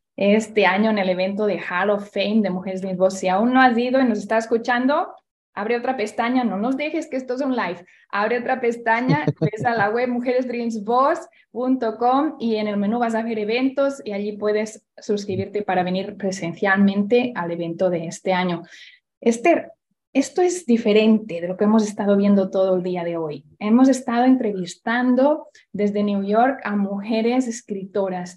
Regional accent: Barcelona, Catalonia, Spain; moved away; vamos a mi tierra, donde yo nací

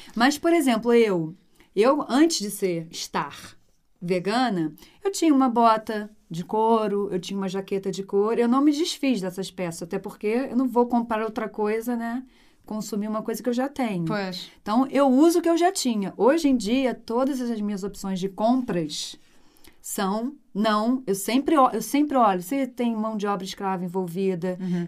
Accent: Rio de Janeiro, Brazil; moved away as an adult; also born or lived in Brasília; eu voltei para o Rio

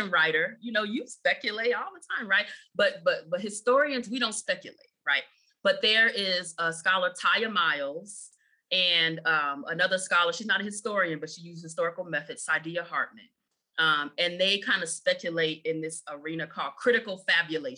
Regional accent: Chicago, Illinois, United States; I grew up in Chicago

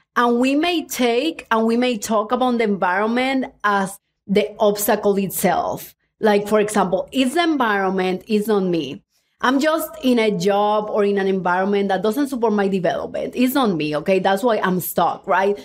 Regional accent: Cuba; now in United States; I was born in Cuba

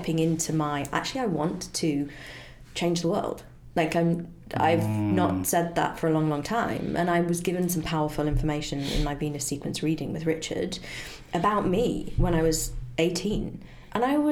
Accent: United Kingdom; as a Brit

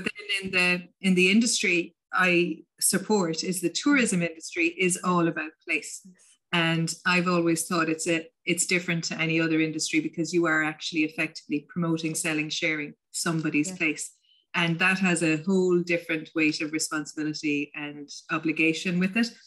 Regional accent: County Limerick, Munster, Ireland; first language English; moved away as an adult; also born or lived in San Francisco, United States / England; now in County Clare, Ireland; I grew I grew up in County Limerick

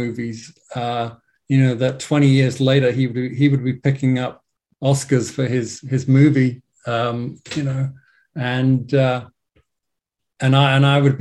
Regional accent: England, United Kingdom; accent: English; moved away as an adult; now in Los Angeles, United States; as you may hear from my English accent, I'm based in LA. I've been in LA for the last, I don't know, like 17 years or so.

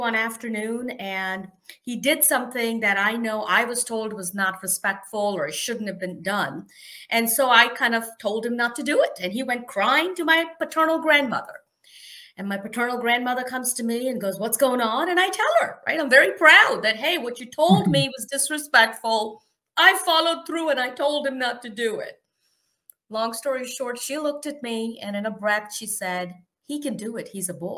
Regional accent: India; moved away as an adult; now in United States; I am an immigrant. I grew up in India

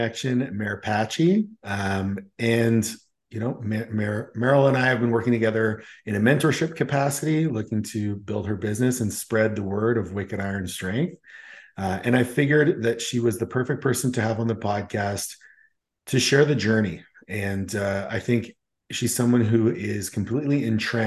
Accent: Canada; being Canadian

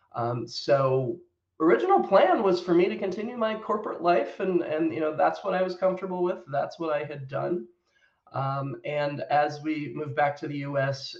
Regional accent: United States; moved away as an adult; also born or lived in United Kingdom; I am American by birth

